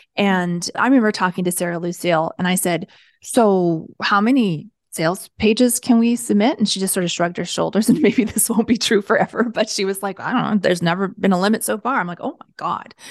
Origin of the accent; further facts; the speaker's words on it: Canada; I'm Canadian